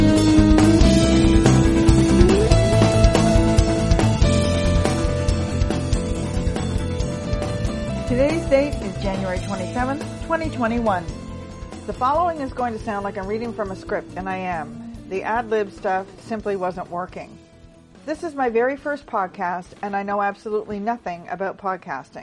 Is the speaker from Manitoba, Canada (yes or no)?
no; Toronto, Ontario, Canada; my hometown of Toronto and surrounding area